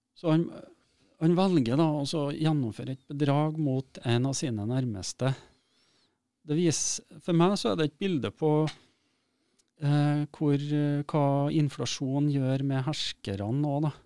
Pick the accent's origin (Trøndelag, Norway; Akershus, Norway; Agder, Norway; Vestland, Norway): Trøndelag, Norway; Steinkjer; moved away; also born or lived in Oslo; der jeg kommer ifra, mm. eh, som er litt på, ut på bygda utafor en by som heter Steinkjer